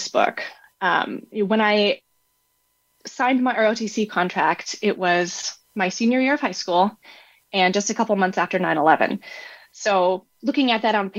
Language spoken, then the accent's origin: English; Seattle, Washington, United States; I was born and raised in Seattle.